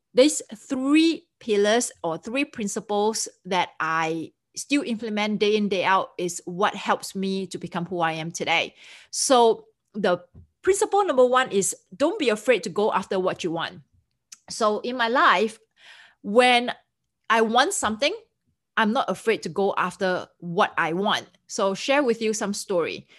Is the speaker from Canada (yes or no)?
no; Singapore; moved away as an adult; also born or lived in Switzerland; now in United States; I'm originally from Singapore, and I came to United States permanently in two thousand four.